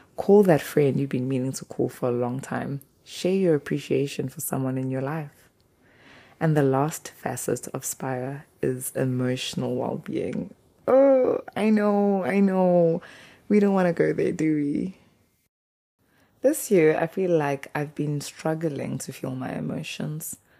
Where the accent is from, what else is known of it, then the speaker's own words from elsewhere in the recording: KwaZulu-Natal, South Africa; first language Zulu; English is a second language; moved away as an adult; now in Hokkaido, Japan; The part of South Africa I am from, KwaZulu Natal, greeting is a big thing. In my mother tongue, isiZulu